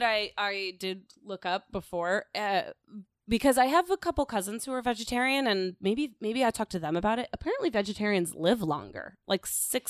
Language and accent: English; Florida, United States; And I grew up in Florida.